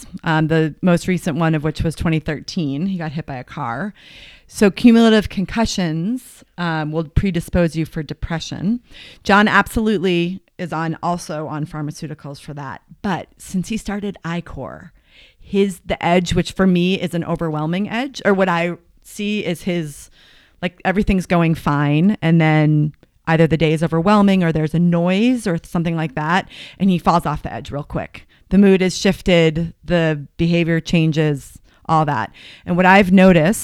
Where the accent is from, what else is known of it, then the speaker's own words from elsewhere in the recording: Marblehead, Massachusetts, United States; moved away as an adult; also born or lived in Connecticut / Boston, Massachusetts; now in Boulder, United States; I grew up in Marblehead, Massachusetts